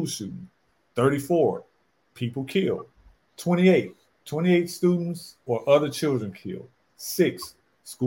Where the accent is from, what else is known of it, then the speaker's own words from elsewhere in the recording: St. Louis, Missouri, United States; moved away; St. Louis, my hometown